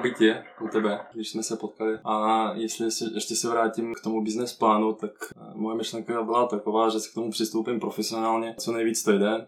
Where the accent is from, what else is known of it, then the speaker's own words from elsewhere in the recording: Donetsk, Donetsk Oblast, Ukraine; Czech is a second language; moved away as an adult; now in České Budějovice, Czech Republic; jsem původně z Ukrajiny, z Doněcku, přestěhoval jsem se do Česka v roce 2014